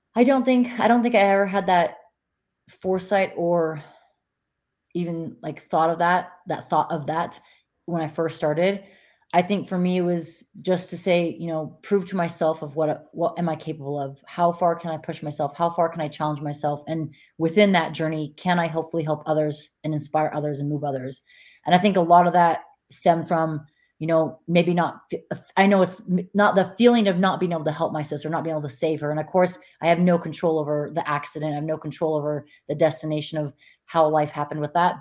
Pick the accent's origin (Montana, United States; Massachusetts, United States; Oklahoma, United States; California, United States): Montana, United States; now in Nevada, United States; Montana, my home state